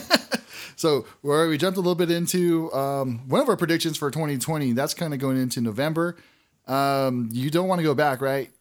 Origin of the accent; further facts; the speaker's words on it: Azusa, California, United States; I grew up by the golf course.